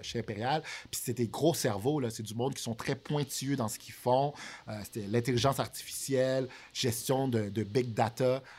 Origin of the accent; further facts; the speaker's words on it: Montreal, Quebec, Canada; also born or lived in Haiti; À la base, j'ai grandi à Villeray. Euh, qui est plus au centre de Montréal